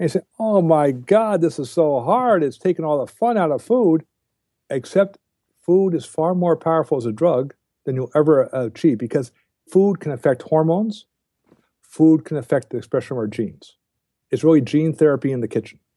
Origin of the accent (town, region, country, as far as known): United States